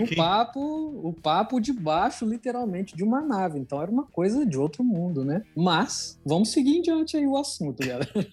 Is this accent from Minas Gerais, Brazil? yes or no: yes; Minas Gerais, Brazil; moved away; Eu vim de Minas